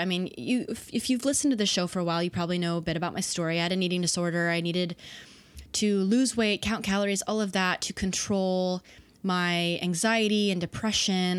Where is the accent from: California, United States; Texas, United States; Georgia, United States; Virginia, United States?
Texas, United States; Dallas; I was raised in the South. Dallas, Texas